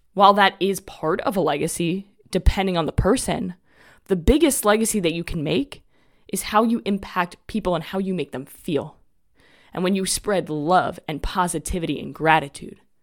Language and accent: English; New York City, New York, United States; moved away as an adult; also born or lived in North Carolina; now in Florida, United States; I grew up in New York, right outside New York City, in a town called Rockaway Beach in Queens. And I lived there until I was twenty-three years old.